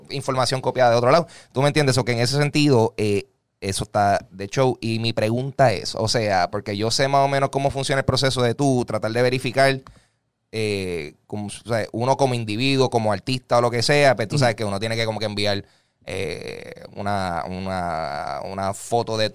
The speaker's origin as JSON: {"language": "Spanish", "country": "Puerto Rico"}